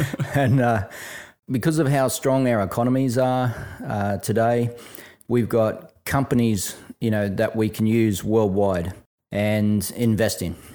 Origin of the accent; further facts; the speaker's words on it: Brisbane, Queensland, Australia; when I was a kid growing up in Brisbane